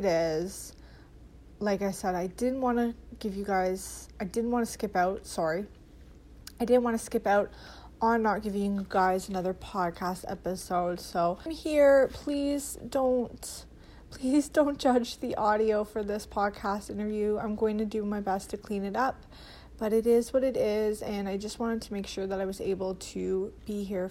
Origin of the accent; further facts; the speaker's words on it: Canada; as a Canadian myself